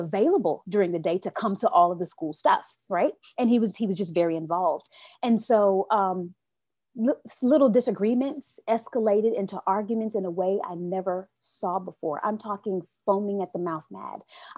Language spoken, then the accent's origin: English; United States; I love my America, even though I don't agree with everything that happens within, right? But I am an American girl